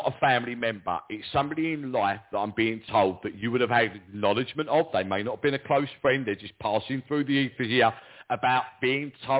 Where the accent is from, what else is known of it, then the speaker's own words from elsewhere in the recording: London, United Kingdom; accent: Cockney; I'm proper Cockney, me